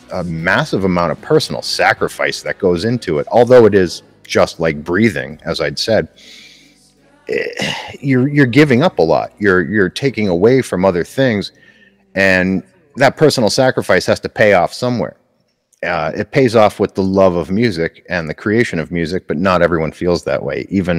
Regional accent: Scranton, Pennsylvania, United States; I'm from the Scranton area, Scranton, Pennsylvania.

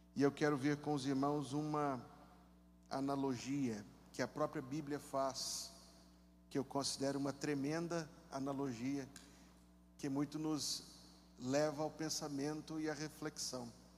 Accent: Belo Horizonte, Minas Gerais, Brazil; moved away; lá na cidade de onde eu vim, a cidade onde eu nasci, enchente é um problema muito sério. várias vezes por ano. Vira notícia no país inteiro, as enchentes de Belo Horizonte

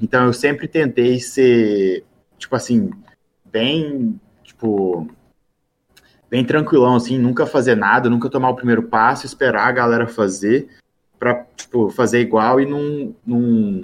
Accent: Brazil; now in Florida, United States; sou brasileiro

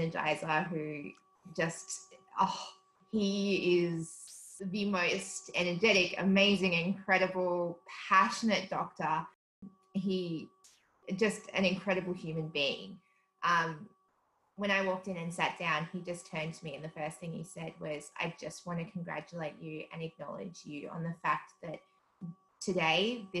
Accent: South Africa; now in Australia; So stark difference. South Africa is such a different country.

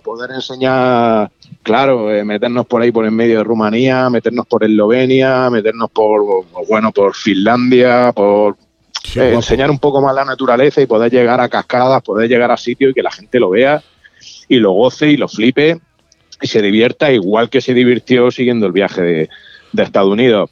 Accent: Spain; yo soy de España

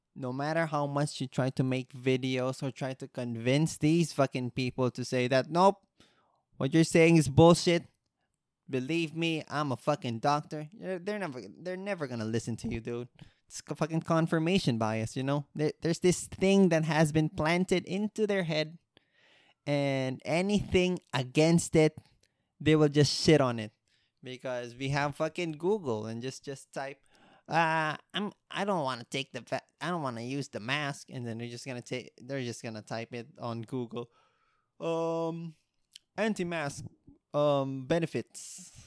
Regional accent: Philippines

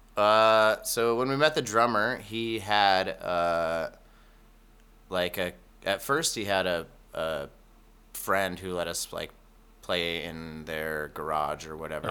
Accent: Reno, Nevada, United States; also born or lived in Tennessee; now in Medford, United States; I grew up in Reno.

